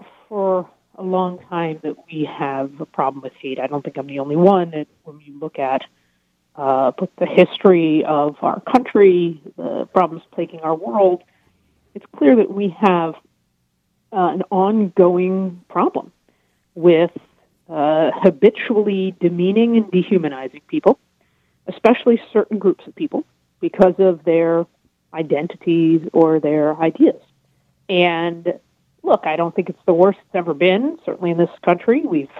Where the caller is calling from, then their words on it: New York, United States; I'm in New York.